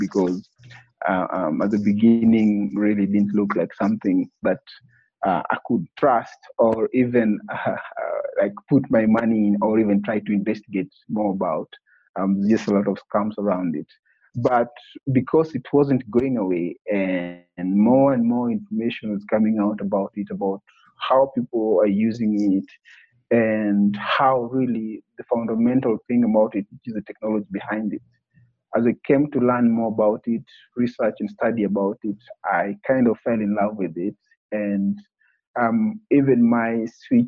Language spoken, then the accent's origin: English; Kenya; born and raised in Kenya